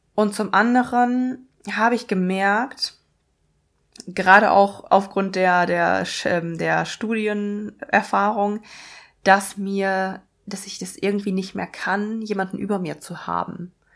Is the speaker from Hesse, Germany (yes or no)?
no; Münsterland, North Rhine-Westphalia, Germany; moved away as an adult; now in Bochum, Germany; Ich komme eigentlich, bin ich aufgewachsen im Münsterland